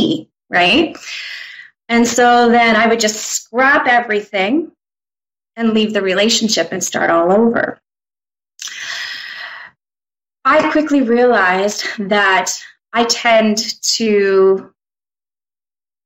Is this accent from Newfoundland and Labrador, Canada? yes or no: no; Saskatchewan, Canada; now in Medicine Hat, Canada; So I'm from Medicine Hat. I've been here for about half my life. Grew up not too far away in a small town, Saskatchewan.